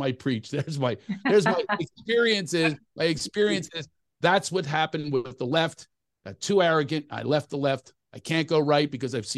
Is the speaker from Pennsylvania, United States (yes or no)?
yes; Philadelphia, Pennsylvania, United States; now in California, United States; I'm from Philly, but I live in California.